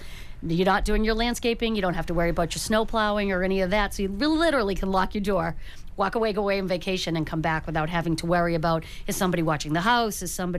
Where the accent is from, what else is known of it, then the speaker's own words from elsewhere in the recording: Brockton, Massachusetts, United States; moved away as an adult; now in Hanover, United States; I'm from Brockton originally, but Jim and I both live in Hanover, and we've been there for about 30 years